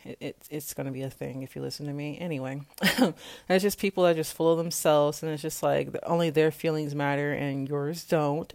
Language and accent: English; Kansas, United States; I am from Kansas and I am twenty-four years old